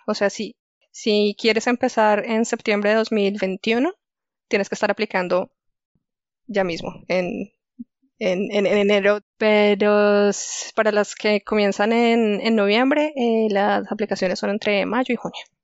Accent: Chía, Cundinamarca, Colombia; moved away as an adult; also born or lived in Delft, Netherlands; yo soy colombiana. Yo nací en Chía, que es un pueblito que queda muy cerca a Bogotá

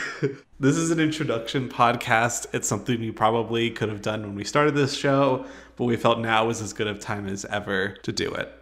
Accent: Albuquerque, New Mexico, United States; I was born and raised in Albuquerque

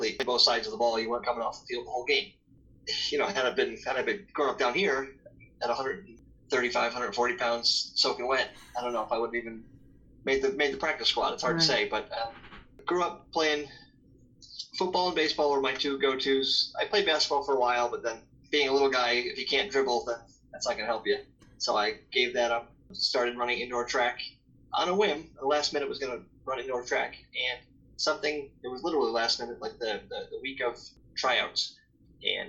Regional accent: near Saratoga Springs, New York, United States; moved away; Saratoga Springs, which was 20 minutes from my hometown

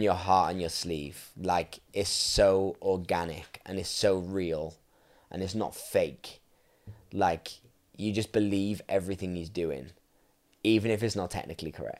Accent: Welsh, Wales, United Kingdom; I'm Welsh

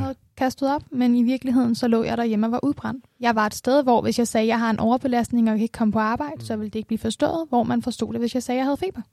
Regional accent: Denmark

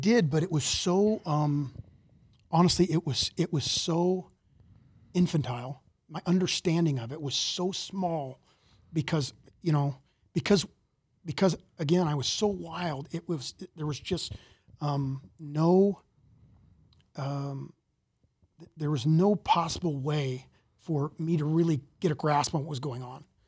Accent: Mesa, Arizona, United States; I, I grew up, uh, in Mesa, Arizona

